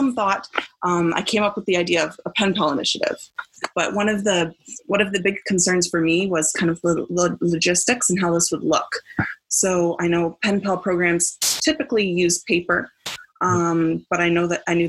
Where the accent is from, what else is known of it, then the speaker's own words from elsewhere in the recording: Fort Erie, Ontario, Canada; my hometown of Fort Erie, Ontario